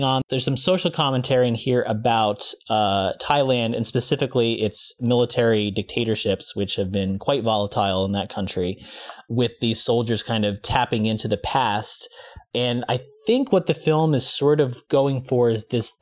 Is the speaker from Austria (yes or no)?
no; United States; as an American